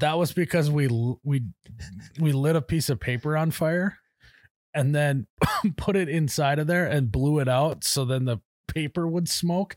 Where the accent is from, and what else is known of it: Midwest, United States